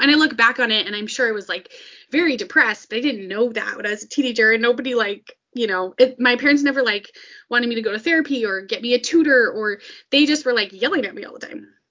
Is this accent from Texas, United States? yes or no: no; suburbs of Minneapolis–St. Paul, Minnesota, United States; I grew up in Minnesota and um, in like the suburbs of Minneapolis, St. Paul